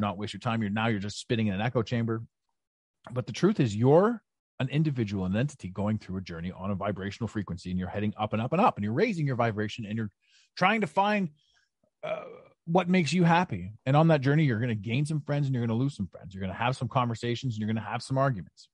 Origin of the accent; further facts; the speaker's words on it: Ottawa, Ontario, Canada; moved away; Ottawa, your, your, your beautiful hometown, my hometown, uh, although, although I'm not there now